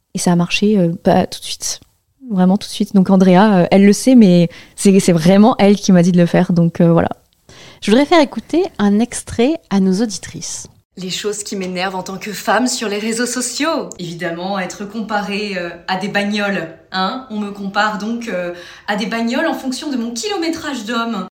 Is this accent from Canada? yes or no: no; Tours, Centre-Val de Loire, France; moved away as an adult; now in Paris, France; j'ai grandi à Tours. Je suis Tourangelle